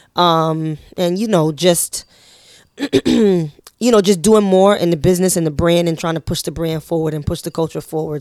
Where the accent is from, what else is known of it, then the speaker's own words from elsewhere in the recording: New York City, New York, United States; we're all from Harlem